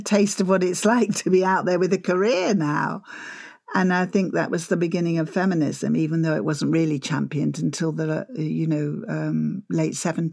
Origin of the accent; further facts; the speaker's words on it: Essex, East of England, United Kingdom; I'm from Essex